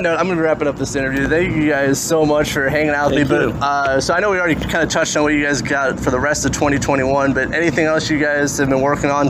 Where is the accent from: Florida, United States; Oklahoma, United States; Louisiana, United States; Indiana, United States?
Indiana, United States; See, even I'm born and raised in Indiana, I still say soda.